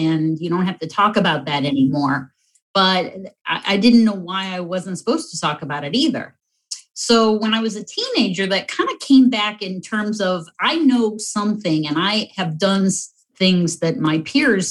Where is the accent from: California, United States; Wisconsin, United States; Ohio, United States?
Ohio, United States; North Summit County; I grew up in North Summit County on a 180-acre farm.